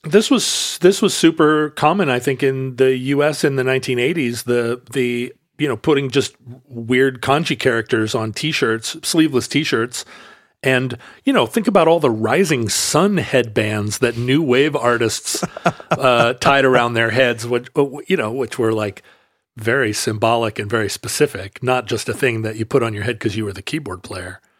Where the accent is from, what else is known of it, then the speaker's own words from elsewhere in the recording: Alaska, United States; now in Pacific Northwest, United States; I grew up in Alaska and that we live here in the Northwest